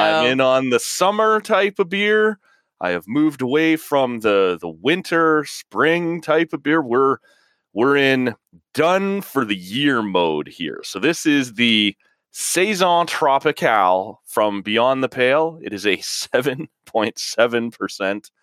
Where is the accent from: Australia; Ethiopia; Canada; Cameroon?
Canada; as a Canadian